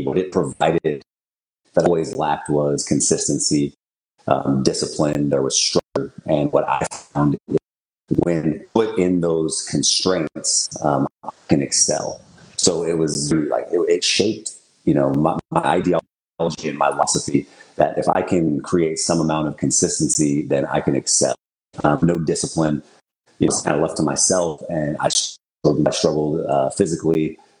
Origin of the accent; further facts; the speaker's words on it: Portland, United States; born there; So I was born in Portland.